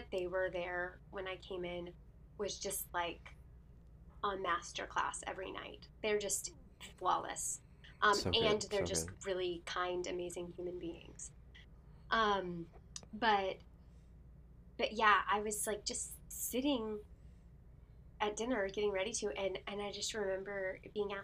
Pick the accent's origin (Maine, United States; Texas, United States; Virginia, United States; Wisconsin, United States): Texas, United States; Houston; moved away as an adult; also born or lived in New York / Orlando; Houston, my hometown